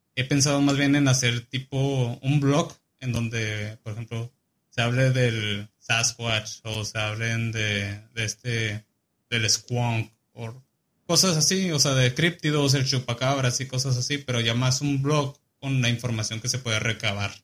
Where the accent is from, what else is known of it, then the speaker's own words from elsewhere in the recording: Chihuahua, Mexico; now in Kansas, United States; nací en Chihuahua, tengo 24 años